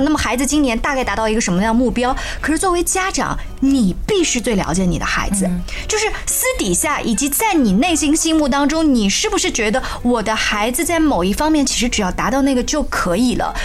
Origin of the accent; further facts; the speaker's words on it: China; now in Finland; 我作为一个中国人觉得很自豪嘛